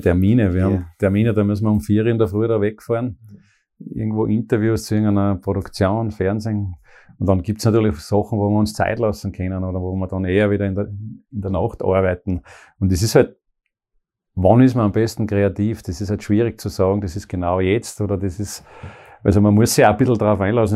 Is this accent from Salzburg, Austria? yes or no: yes; Pongau, Salzburg, Austria; moved away as an adult; now in Graz, Austria; Ich bin aus dem Bongau, eben im Bongau in Salzburg, also geboren dort.